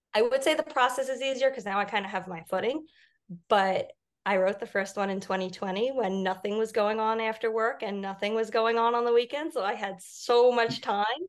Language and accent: English; Long Island, New York, United States; growing up on Long Island